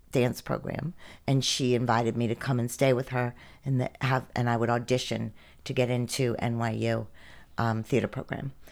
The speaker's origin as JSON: {"language": "English", "town": "Greensburg", "region": "Pennsylvania", "country": "United States", "tie": "born or raised there", "also_born_or_lived": "New York", "moved": "yes", "lives_now": "Athens, United States", "said": "I grew up in, outside of kind of Latrobe, um, Pennsylvania, Greensburg, Pennsylvania"}